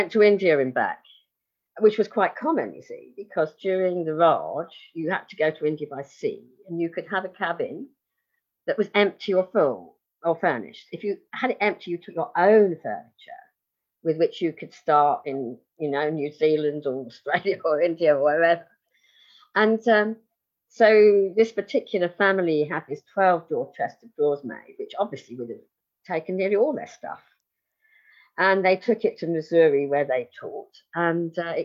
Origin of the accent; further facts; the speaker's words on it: England, United Kingdom; I'm English